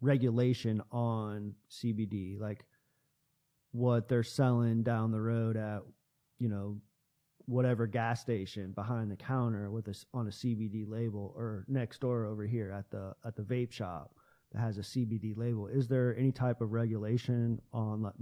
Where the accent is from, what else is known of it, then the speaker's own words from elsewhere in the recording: United States; we as American citizens